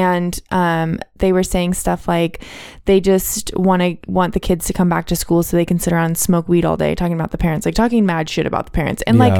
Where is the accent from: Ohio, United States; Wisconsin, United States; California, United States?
California, United States; Oakley; now in Ventura County, United States; my hometown, Oakley, California, which is like small beans to any